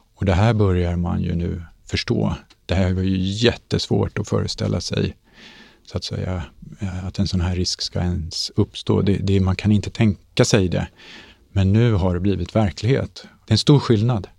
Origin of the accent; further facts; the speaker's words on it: Sweden; Vi är svenskar